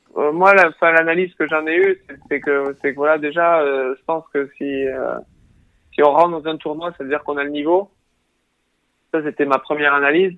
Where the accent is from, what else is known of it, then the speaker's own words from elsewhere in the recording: Tarbes, Occitania, France; also born or lived in United States; je suis rentré chez moi à Tarbes